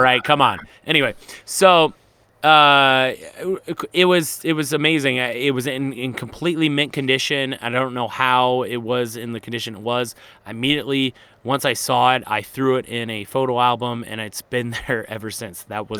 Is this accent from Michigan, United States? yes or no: yes; Michigan, United States; moved away as an adult; also born or lived in Las Vegas, Nevada; now in Utah, United States; Growing up in Michigan